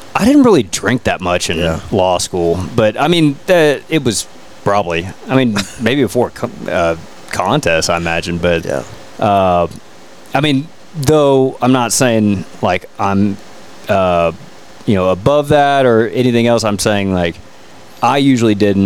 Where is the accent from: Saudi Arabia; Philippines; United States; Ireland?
United States; Fort Worth, Texas; Born and raised in Fort Worth